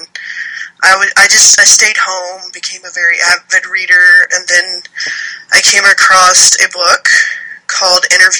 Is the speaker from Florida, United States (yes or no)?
no; Alabama, United States; also born or lived in Texas; Well, I was born in Texas, and my dad is a Marine, so he was used to traveling around a lot, being in service, so we moved around a lot, but I grew up mainly here in Alabama.